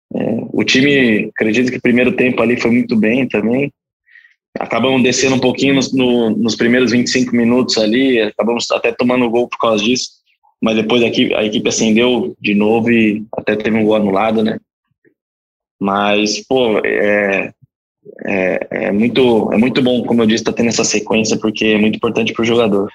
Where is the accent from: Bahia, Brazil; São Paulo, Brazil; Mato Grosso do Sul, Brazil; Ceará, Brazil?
São Paulo, Brazil; Guarulhos; moved away; Mas eu sou de Guarulhos, comecei com futsal no Juventus da Moca aos 9 anos de idade